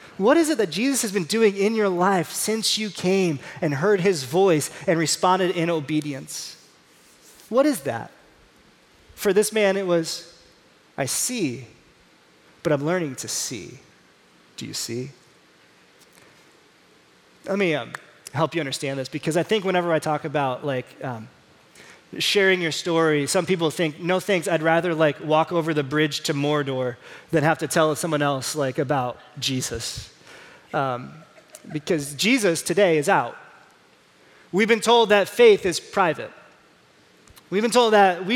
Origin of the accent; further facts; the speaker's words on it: Indiana, United States; I'm from Indiana